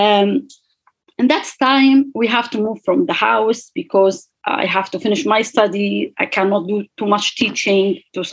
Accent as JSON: {"language": "English", "country": "Libya", "second_language": "English", "moved": "as an adult", "lives_now": "Galway, Ireland", "said": "I'm from Libya"}